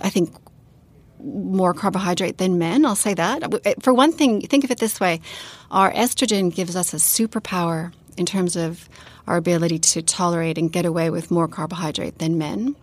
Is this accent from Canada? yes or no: yes; Canada; also born or lived in Sydney, Australia / New Zealand; now in Christchurch, New Zealand; I live in New Zealand, but I'm from Canada and I work in Australia